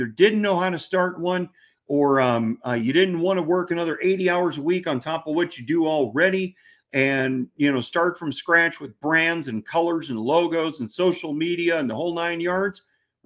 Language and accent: English; Missouri, United States; I'm from Missouri.